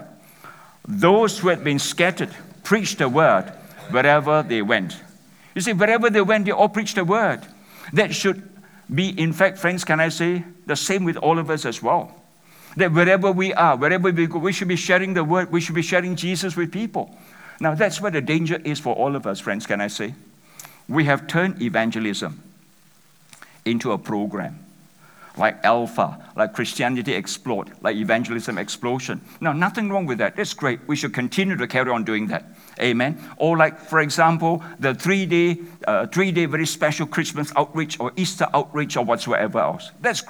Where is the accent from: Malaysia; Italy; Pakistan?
Malaysia; I'm from Malaysia